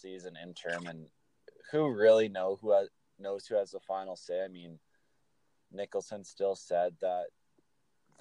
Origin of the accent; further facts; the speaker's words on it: Saskatoon, Saskatchewan, Canada; I'm from Saskatoon, grew up with the Blades and Brandon